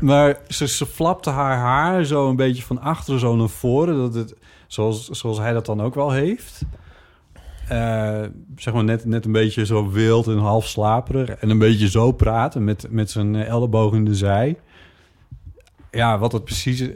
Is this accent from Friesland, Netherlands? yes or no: yes; Friesland, Netherlands; moved away; de boerderij waar ik ben opgegroeid en waar wij jaren hebben gewoond